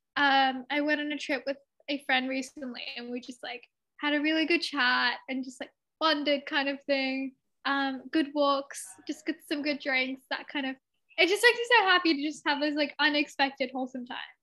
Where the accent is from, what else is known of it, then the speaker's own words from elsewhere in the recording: Sydney, New South Wales, Australia; also born or lived in India (ancestry); my family is from India, um, and I was born and raised in Australia.